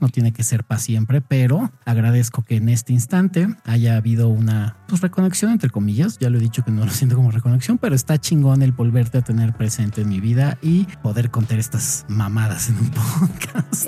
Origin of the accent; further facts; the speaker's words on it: Mexico; yo, güey, soy de México